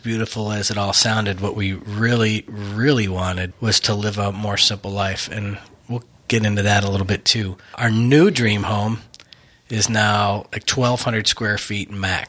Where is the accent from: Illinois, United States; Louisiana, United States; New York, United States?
New York, United States; Buffalo; now in Texas, United States; I'm from Buffalo originally. I know we live in Texas now, but I'm from Buffalo. So, I mean, I spent a lot of time in Canada.